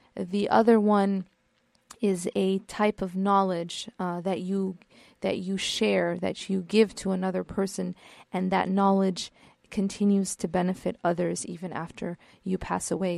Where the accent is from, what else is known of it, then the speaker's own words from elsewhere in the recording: Midwest, United States; now in California, United States; I'm not from California. I'm from the Midwest